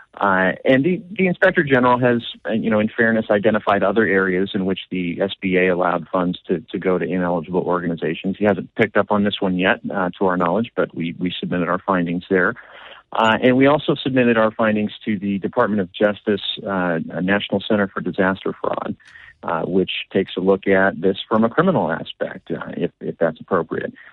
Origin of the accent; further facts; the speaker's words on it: Washington, United States; I did grow up in, out here in Washington